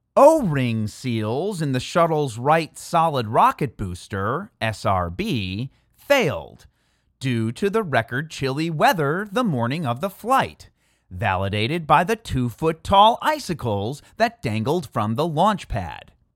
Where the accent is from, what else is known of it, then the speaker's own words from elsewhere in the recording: Chicago, Illinois, United States; my hometown Chicago